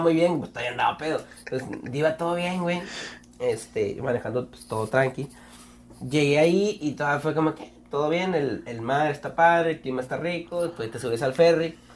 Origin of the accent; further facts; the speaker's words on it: Mexico; qué bueno que nací aquí. A veces sí quise ser de Estados Unidos, pero qué bueno que nací en México